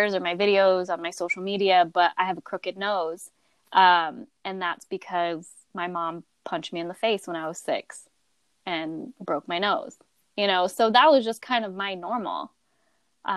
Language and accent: English; Phoenix, Arizona, United States; also born or lived in Loveland, Colorado; I was born in Loveland, Colorado, but I spent the majority of my young childhood in Phoenix